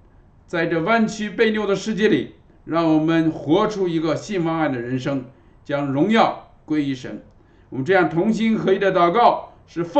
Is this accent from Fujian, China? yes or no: yes; Fujian, China; 我们从福建来的，我们知道啊，福建的榕树是很有名的啊。